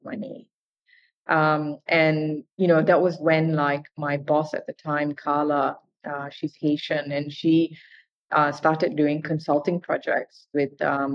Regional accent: Malaysia; moved away as an adult; I'm Indian, but I grew up in Malaysia

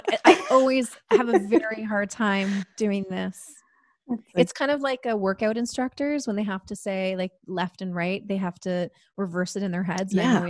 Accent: Toronto, Ontario, Canada; also born or lived in Ottawa; And also, I would say I'm from Toronto.

